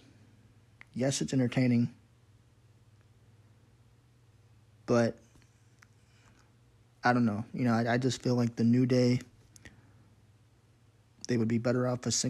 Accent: Pittsburgh, Pennsylvania, United States; I'm from Pittsburgh myself

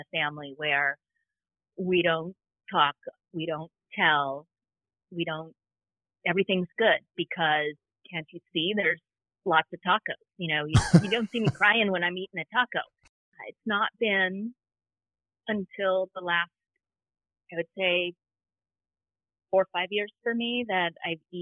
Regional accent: Southern California, United States; I grew up in Southern California

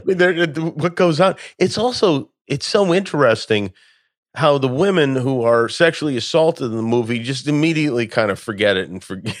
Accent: Las Vegas, Nevada, United States; moved away; growing up in Las Vegas

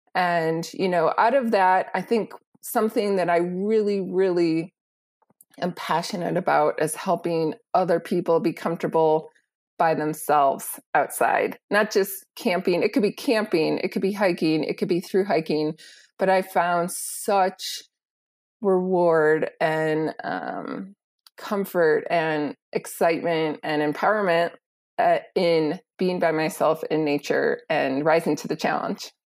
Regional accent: Wisconsin, United States; moved away as an adult; also born or lived in Illinois / Burkina Faso; I grew up in the Midwest in Wisconsin

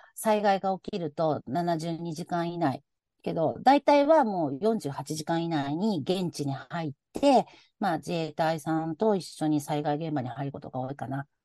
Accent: Osaka, Japan; accent: Osaka dialect; 私、大阪の人なので、の大阪弁が出ますが

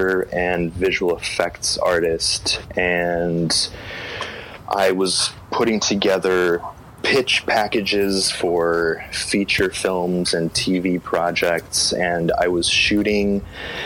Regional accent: Cleveland, Ohio, United States; moved away; I grew up in Cleveland, Ohio, and I started doing photography there for fun

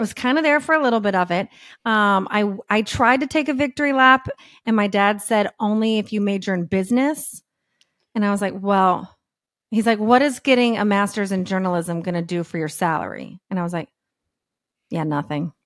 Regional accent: Texas, United States; moved away as an adult; also born or lived in San Diego / Thousand Oaks / Los Angeles; I'm from Texas

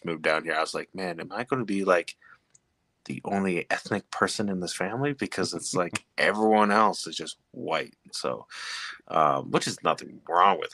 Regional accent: Montana, United States; now in Colorado, United States; I'm originally from Montana, but I, lived here for about almost 7 years now here in Colorado.

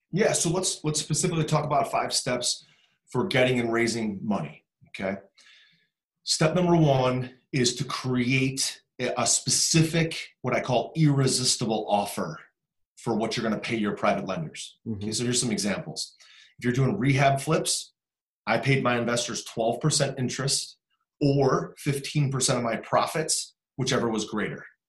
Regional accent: Cleveland, Ohio, United States; I'm from Cleveland

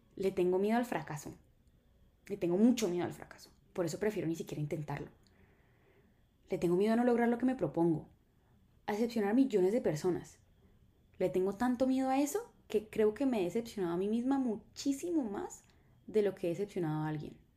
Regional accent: Colombia; en Colombia somos los reyes de la escasez

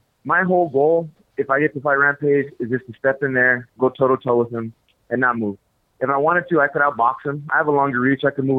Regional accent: El Paso, Texas, United States; Oh, no. No, of course not. When I was young, we all used to go to Juarez. It was before it got crazy.

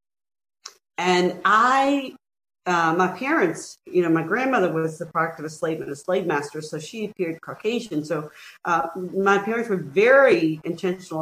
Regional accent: Mobile, Alabama, United States; Growing up in the Deep South in Mobile, Alabama, I lived through Jim Crow

